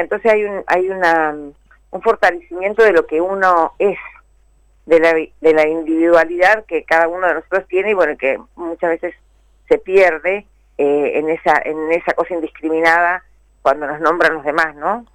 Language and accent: Spanish; Mendoza, Argentina; moved away as an adult; now in Buenos Aires, Argentina; yo soy mendocina. Ah, vivo en Buenos Aires, hace, más de 30 años que vivo en Buenos Aires